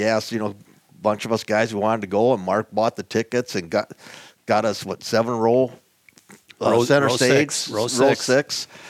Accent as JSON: {"language": "English", "town": "Farmington", "country": "United States", "tie": "born or raised there", "said": "And some of them girls were from my hometown, from Farmington."}